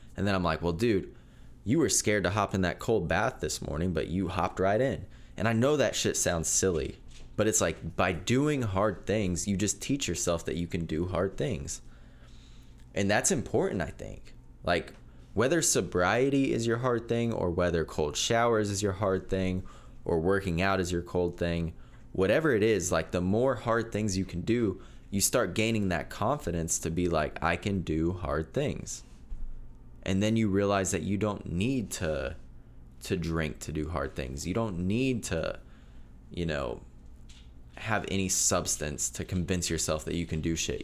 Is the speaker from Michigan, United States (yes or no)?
no; Nickerson, Kansas, United States; I'm from Nickerson, Kansas. Town of about a thousand people.